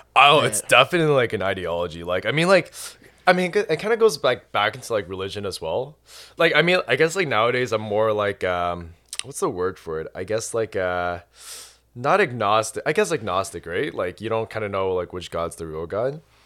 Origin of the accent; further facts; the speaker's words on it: Canada; moved away as an adult; also born or lived in Ireland; I was born and raised in Canada